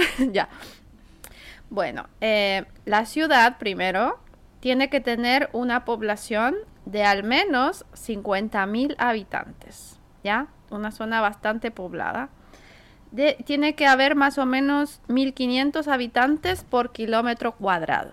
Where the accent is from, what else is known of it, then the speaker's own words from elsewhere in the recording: Santiago, Santiago Metropolitan Region, Chile; now in Tokyo, Japan; cuando era niña, bueno, en Chile, vivía en Santiago